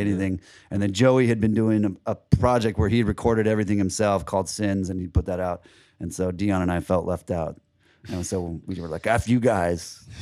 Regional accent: Seattle, Washington, United States; also born or lived in California; now in St. Petersburg, United States; I'm from Seattle originally

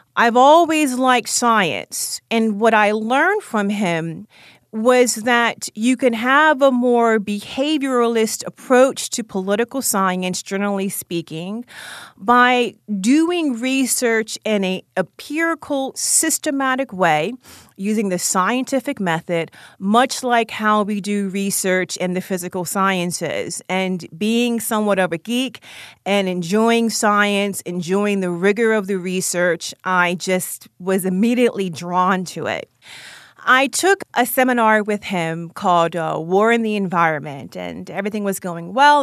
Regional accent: Baltimore, Maryland, United States; also born or lived in Howard County, Maryland; I grew up in Baltimore, Maryland, on the East Side. I lived there with my mother and my sister, And when I was in middle school, I moved to Howard County, Maryland

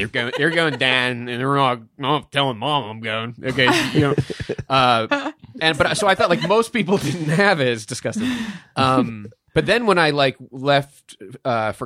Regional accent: Pittsburgh, Pennsylvania, United States; I grew up in Pittsburgh.

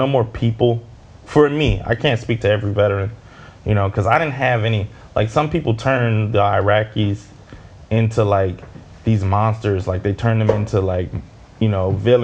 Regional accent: Midwest, United States; I grew up in the Midwest and I'm black

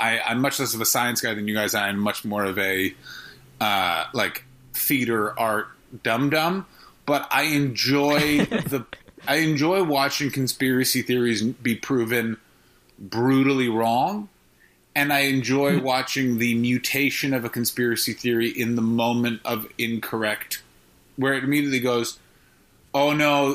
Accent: Canada; I grew up in Canada

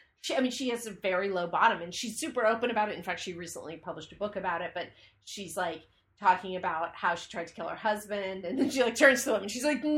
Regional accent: California, United States; Marin County.

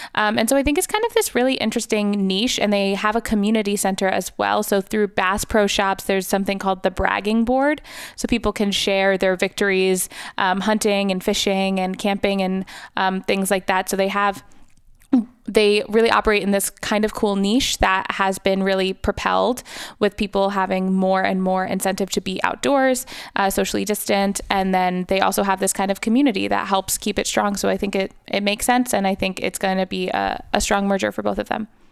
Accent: New York, United States; growing up in New York

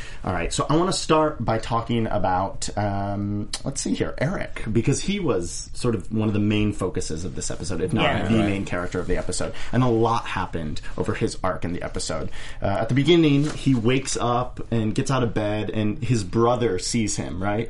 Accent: Midwest, United States; moved away; I'm from the Midwest

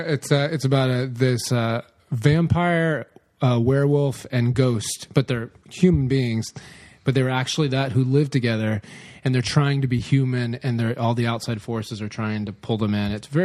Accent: the South, United States; We're from the South.

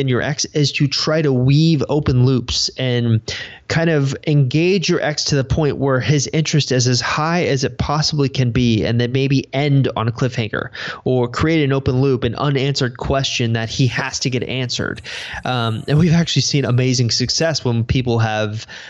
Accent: United States; I'm about as American as you can get

